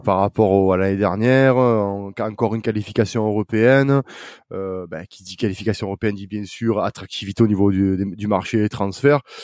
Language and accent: French; south of France, France; accent: accent chantant (southern); mon accent chantant